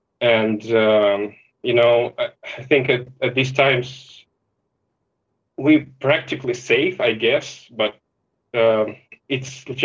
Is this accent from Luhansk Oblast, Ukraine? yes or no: no; Sevastopol, Crimea, Ukraine; moved away; I was born and raised in Sevastopol, that city with the naval base